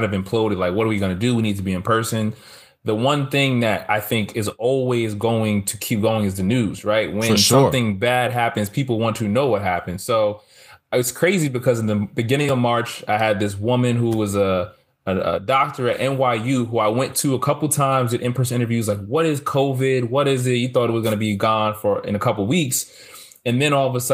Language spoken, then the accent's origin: English; New Jersey, United States; moved away as an adult; now in Harlem, New York, United States; I'm from North Jersey, but I've been living in Harlem